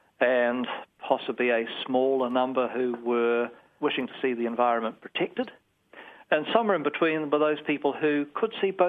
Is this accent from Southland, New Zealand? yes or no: yes; Invercargill, Southland, New Zealand; I'm from Invercargill originally, and when I was growing up in the early 70s, Tiwai Point had just been constructed, and it was the biggest thing that had hit Southland.